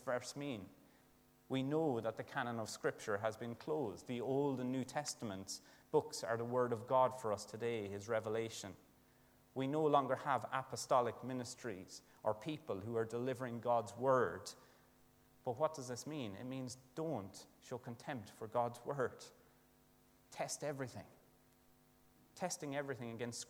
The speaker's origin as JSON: {"language": "English", "country": "Ireland", "said": "as an Irish lad"}